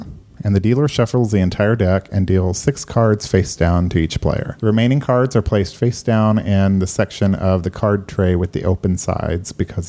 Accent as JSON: {"language": "English", "country": "United States", "said": "we are stubborn, obnoxious Americans"}